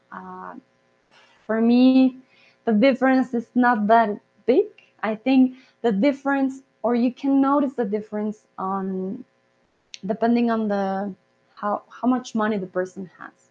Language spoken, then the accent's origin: Spanish; Bogotá, Colombia; yo soy de Colombia, yo soy Rola de Bogotá, yo tengo un acento, digamos, poco más neutro